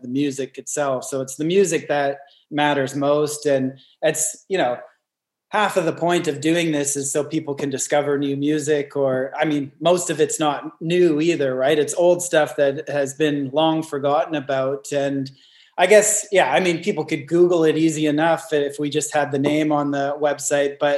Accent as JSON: {"language": "English", "region": "Northern British Columbia", "country": "Canada", "tie": "born or raised there", "moved": "yes", "lives_now": "Newcastle, Australia", "said": "I grew up in Northern British Columbia, pretty far away from any major gigs."}